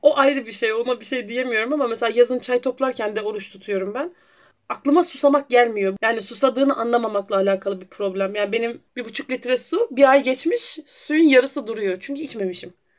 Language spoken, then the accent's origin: Turkish; Rize Province, Turkey; also born or lived in Erzurum; now in Edirne, Turkey; Ben, hani, Rize'de doğdum